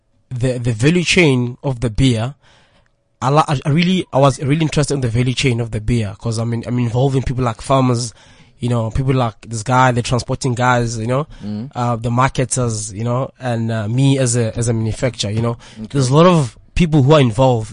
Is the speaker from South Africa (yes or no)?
yes; Tembisa, Gauteng, South Africa; I'm from Tembisa